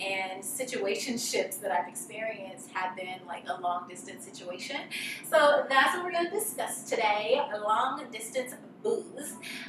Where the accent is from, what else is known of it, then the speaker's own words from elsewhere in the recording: Mississippi, United States; moved away as an adult; also born or lived in New York; now in Los Angeles, United States; I am from Mississippi, but I moved away from home at 18 when I went to college in New York.